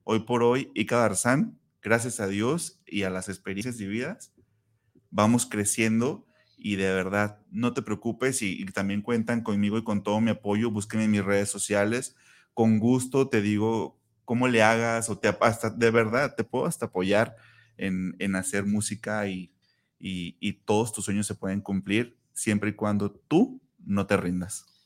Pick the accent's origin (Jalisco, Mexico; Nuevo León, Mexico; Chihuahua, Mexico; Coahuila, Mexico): Jalisco, Mexico; Zapopan; mi tierra natal, en Copalita, Zapopan